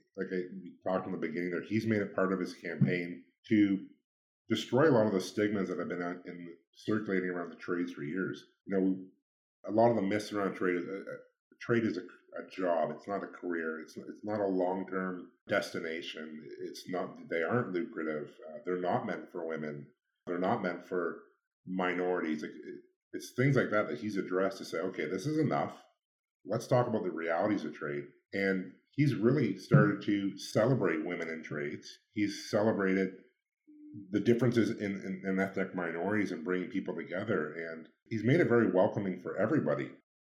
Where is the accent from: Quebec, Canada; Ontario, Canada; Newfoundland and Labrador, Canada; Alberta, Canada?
Ontario, Canada; Ridgetown; now in London, Canada; where I grew up in Ridgetown, it was a predominantly white community